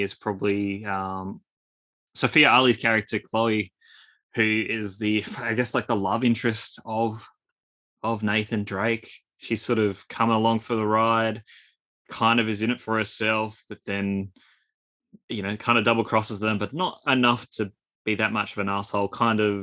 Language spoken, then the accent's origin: English; Australia; accent: Australian; with my Australian accent